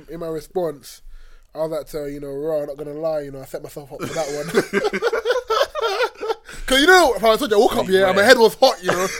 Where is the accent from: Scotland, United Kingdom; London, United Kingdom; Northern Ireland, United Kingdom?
London, United Kingdom; I grew up in Bermondsey, like near Tabard for the real ones